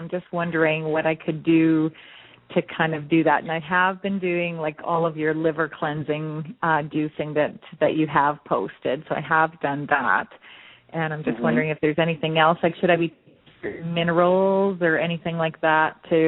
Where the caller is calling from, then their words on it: Canada; I'm actually calling from Canada.